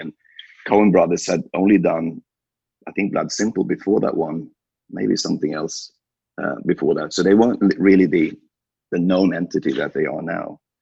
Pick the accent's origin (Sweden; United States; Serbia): Sweden; born and raised in Sweden